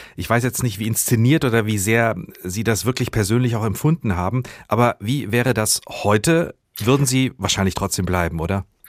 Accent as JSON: {"language": "German", "country": "Germany", "said": "bei uns in Deutschland"}